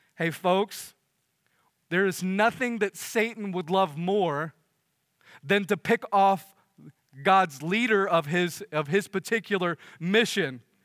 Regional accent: United States; as American

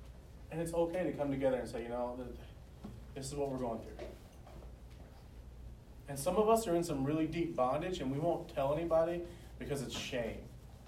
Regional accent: the South, United States; accent: southern; You got to learn to love me and my southern accent.

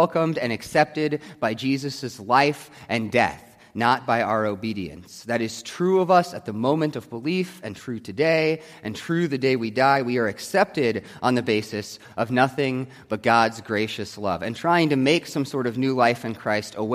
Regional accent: United States; I am still an American

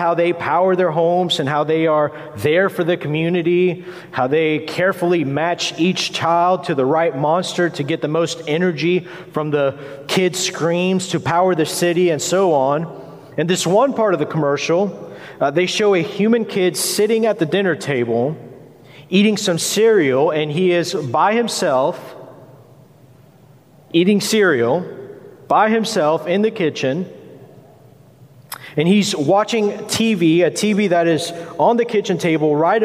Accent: United States; us as American Christians

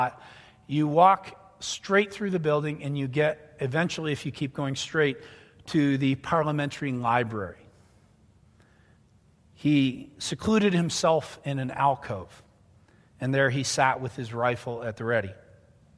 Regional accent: Canada; also born or lived in near Ottawa, Canada; now in United States; I'm Canadian

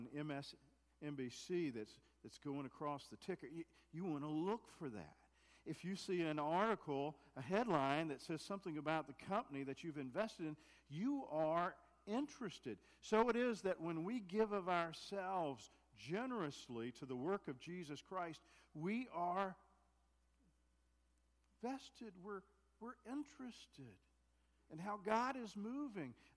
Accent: United States; I'm American, and proud to be an American

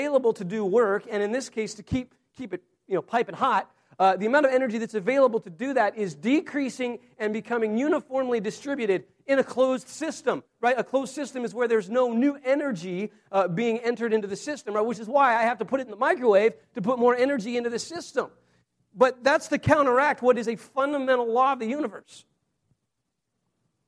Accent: Wyoming, United States; I grew up in Wyoming

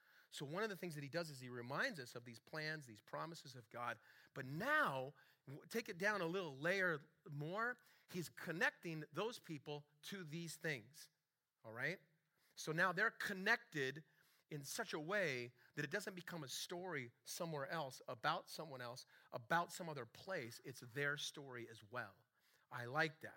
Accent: Long Beach, California, United States; now in Oregon, United States; I grew up in Long Beach, California

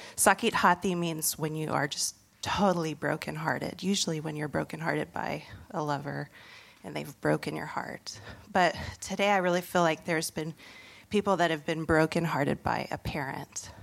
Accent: Indonesia; moved away; I grew up in Indonesia

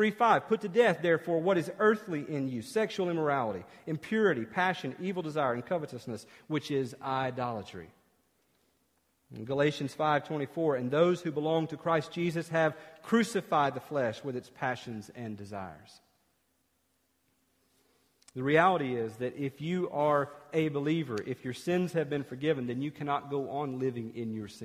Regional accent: East Tennessee, United States; growing up in East Tennessee

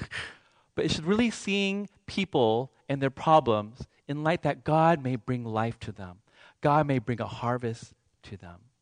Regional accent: Seattle, Washington, United States; I'm from Seattle

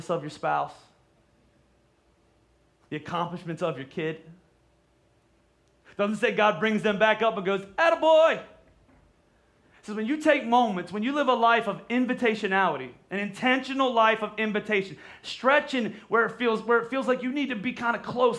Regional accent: Pennsylvania, United States; we're from Pennsylvania

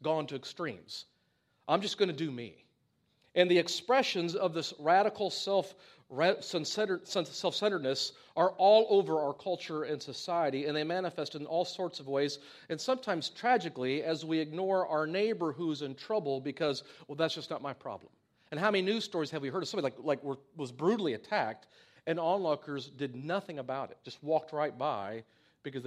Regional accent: United States; being an American and growing up in the society and culture

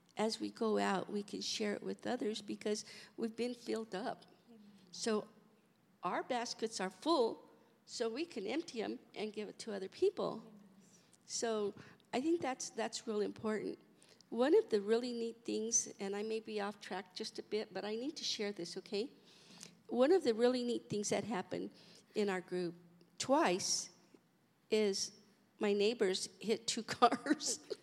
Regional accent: Colorado, United States; moved away; We're from Colorado, so we really don't have a family out here

